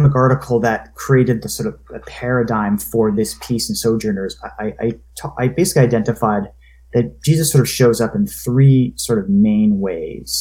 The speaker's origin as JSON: {"language": "English", "region": "Maine", "country": "United States", "said": "I'm from Maine"}